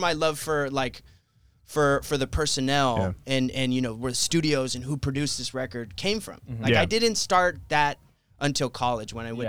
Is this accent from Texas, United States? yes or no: yes; Brownsville, Texas, United States; I wasn't born there, but I grew up there.